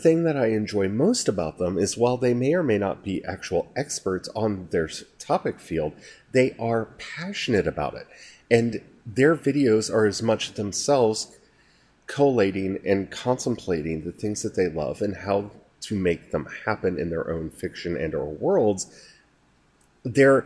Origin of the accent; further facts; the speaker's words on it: United States; as an American